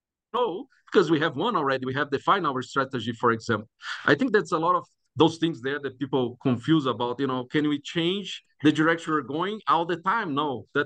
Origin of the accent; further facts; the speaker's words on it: Brazil; now in Greeley, United States; I'm originally from Brazil